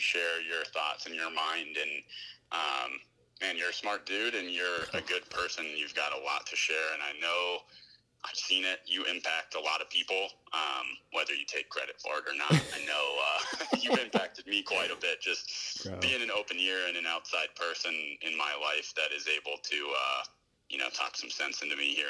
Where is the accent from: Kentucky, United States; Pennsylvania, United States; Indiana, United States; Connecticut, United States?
Pennsylvania, United States; Pittsburgh; also born or lived in Florida; I'm all East Coast. Originally from Pittsburgh, Pennsylvania. I was born in Florida, but I only really lived there for a year